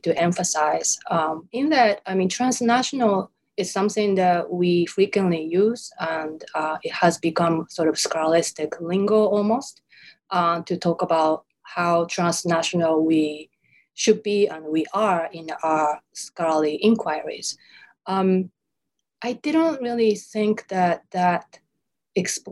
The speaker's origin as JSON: {"language": "English", "country": "Japan", "tie": "born or raised there", "first_language": "Japanese", "second_language": "English", "moved": "as an adult", "lives_now": "United States", "said": "I'm born and raised in Japan, so Japanese is my native language."}